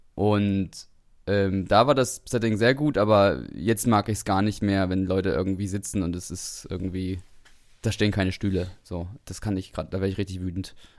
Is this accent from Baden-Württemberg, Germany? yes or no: no; Suhl, Thuringia, Germany; moved away as an adult; also born or lived in Dresden; wir kommen ja beide aus Suhl